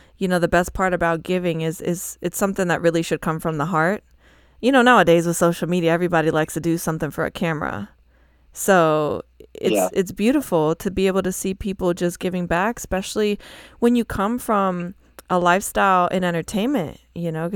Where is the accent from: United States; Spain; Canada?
Spain; I'm from Spain.